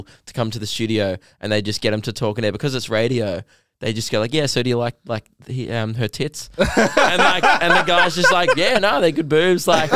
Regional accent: Melbourne, Victoria, Australia; I'm from Melbourne, which is the South

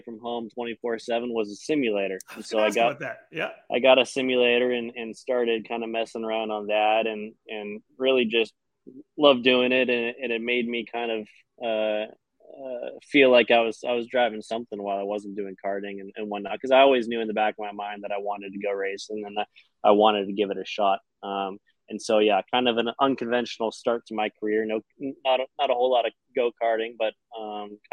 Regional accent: Los Angeles, California, United States; now in Miami, United States; I'm from Los Angeles in California

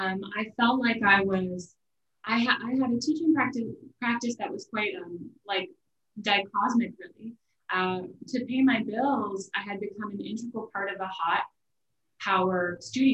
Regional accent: Des Moines, Iowa, United States; moved away as an adult; also born or lived in Long Island, New York

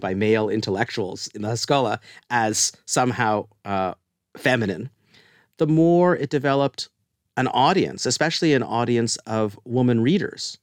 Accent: Canada; moved away as an adult; now in United States; we're both Canadian

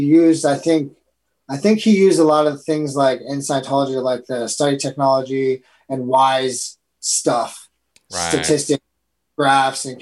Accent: Tustin, California, United States; also born or lived in Belleville, Michigan / Ann Arbor, Michigan; we grew up in Tustin Meadows, but we call it Tustin Ghettos.

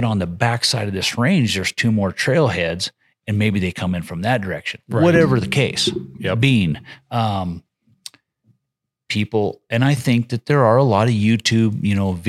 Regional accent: Challis, Idaho, United States; I've lived here for 20 some years but I'm in Challis now. Mm-hmm. I'm from Challis in Mackey country.

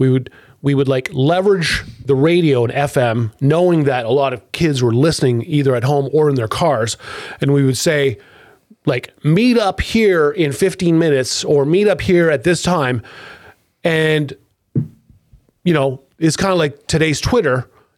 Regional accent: Ottawa, Ontario, Canada; when I was a kid, when I grew up like on Eastvale by Grafton with Tom at Colonel

